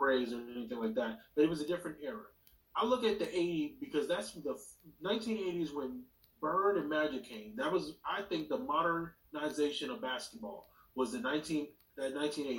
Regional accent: Long Beach, California, United States; I was born in Long Beach, California, to the guru himself.

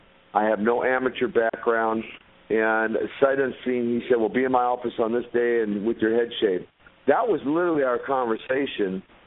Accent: Minnesota, United States; That and the fact that I'm from Minnesota, not from Moscow.

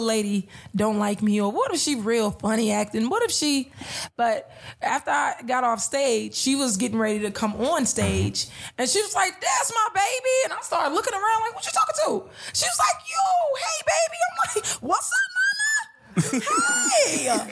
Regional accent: Chicago, Illinois, United States; I'm like Southside, 84th Peoria

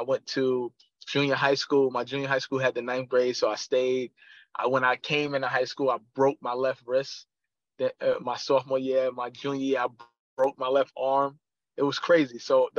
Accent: New York City, New York, United States; I'm from Queens, New York. I've been playing ball since I was a little kid. Born and raised

